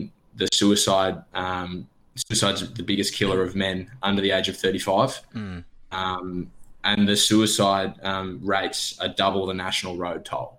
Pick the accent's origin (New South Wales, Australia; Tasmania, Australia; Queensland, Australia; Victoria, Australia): Victoria, Australia; Bridgewater; moved away as an adult; also born or lived in Bendigo, Australia; now in Melbourne, Australia; I grew up in Bridgewater, which is about 40 k's north of Bendigo. Went to school in Bendigo